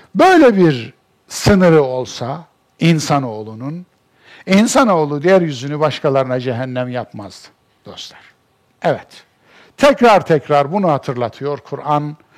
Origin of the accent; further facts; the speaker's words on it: Kayseri Province, Turkey; Benim doğduğum memleketimin işte en büyük alameti farikası Erciyes'tir. Ben Erciyes'e bakarak büyümüş bir insanım.